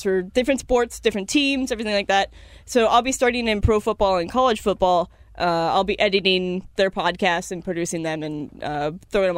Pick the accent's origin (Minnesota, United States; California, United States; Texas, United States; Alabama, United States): California, United States; Orange County; I grew up in Orange County.